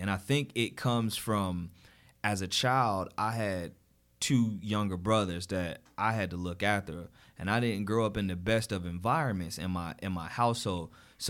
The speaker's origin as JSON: {"language": "English", "town": "Jersey City", "region": "New Jersey", "country": "United States", "said": "I live in Jersey City. So I'm originally from Jersey City."}